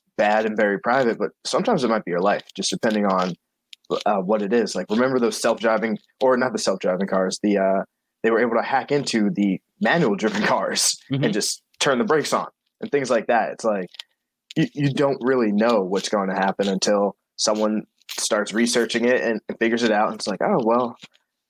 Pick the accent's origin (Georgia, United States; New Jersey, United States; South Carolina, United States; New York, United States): New York, United States; Long Island; moved away; also born or lived in Cambridge, Massachusetts; I'm from Long Island